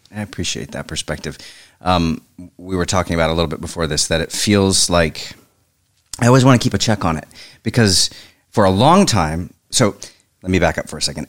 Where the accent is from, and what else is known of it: Oklahoma, United States; moved away as an adult; also born or lived in Evanston, Illinois